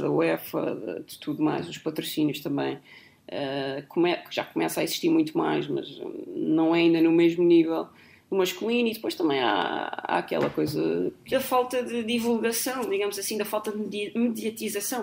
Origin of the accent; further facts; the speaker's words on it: Azores, Portugal; moved away; nasci nos Açores